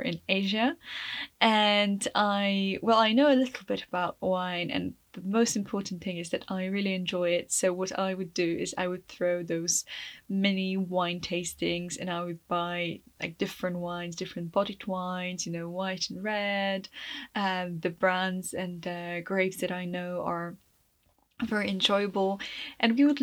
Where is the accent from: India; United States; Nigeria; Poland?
Poland; moved away as an adult; also born or lived in England; I was Polish